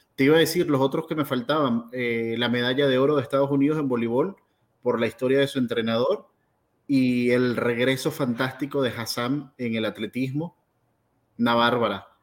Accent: Venezuela; para mí como venezolano

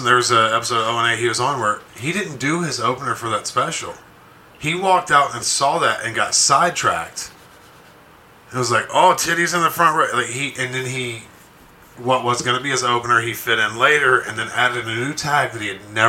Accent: Alabama, United States; because we grew up in Alabama.

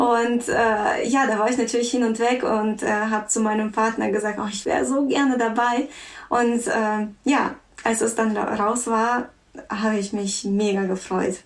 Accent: Russia; now in Germany; ich komme ursprünglich aus Russland. Ich bin in Russland geboren

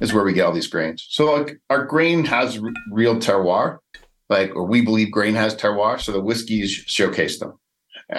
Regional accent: Alberta, Canada; moved away as an adult; also born or lived in Calgary / New York; I grew up around the oil and gas industry in Canada, where I grew up in Alberta

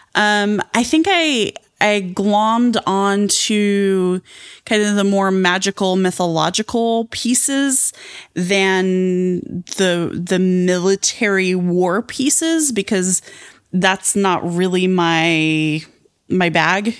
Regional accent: Southwestern Colorado, United States; I grew up in Southwest, Southwestern Colorado, um, near the Navajo Nation

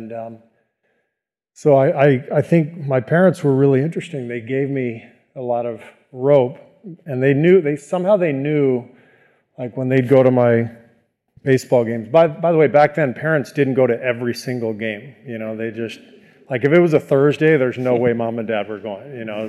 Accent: Beirut, Beirut Governorate, Lebanon; born there; also born or lived in Cairo, Egypt / France / Tunisia; You know, I was born in Beirut, as you mentioned. I lived in Cairo, Egypt for about 3 years when my dad was a visiting professor at the American University there.

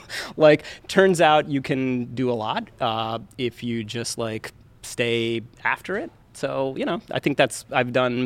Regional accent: Baton Rouge, Louisiana, United States; moved away; also born or lived in India; I was born in India. I grew up in the Deep South, Baton Rouge, Louisiana

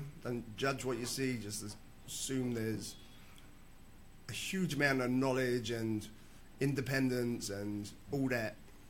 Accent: Cambridge, East of England, United Kingdom; moved away; grew up in Cambridge.

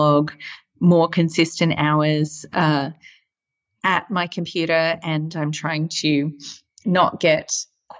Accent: Australia; moved away; especially as an Australian right now, seeing kind of my home country pretty much on fire

